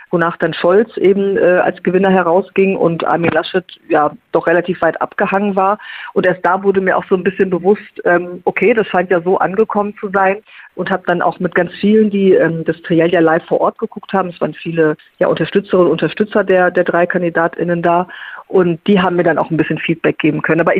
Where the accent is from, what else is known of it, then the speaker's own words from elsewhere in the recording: North Rhine-Westphalia, Germany; Ich kann mich erinnern, dass ich damals äh, gerade im Kreis Lippe war, in meiner alten Heimat und so über die lippischen Hügel blickte